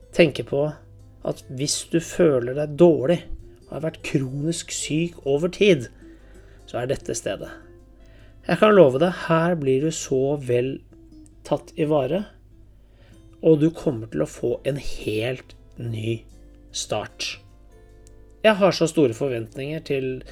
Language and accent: Norwegian; Norway; Hjemme i Norge